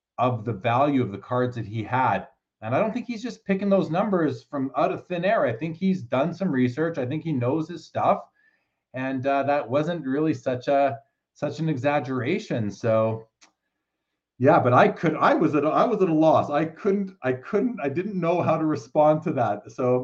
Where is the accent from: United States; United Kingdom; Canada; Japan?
Canada; I'm Canadian